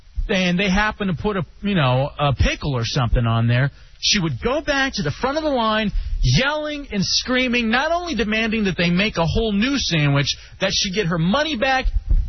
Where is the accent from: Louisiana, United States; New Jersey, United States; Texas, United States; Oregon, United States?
Texas, United States; Dallas; moved away; also born or lived in Ann Arbor, Michigan / Lansing, Michigan; They're from Dallas, my hometown.